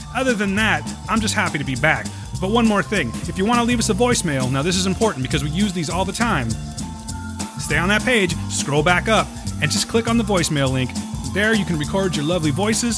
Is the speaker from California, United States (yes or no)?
yes; Fresno, California, United States; we're from Fresno, from California. We have Highway ninety-nine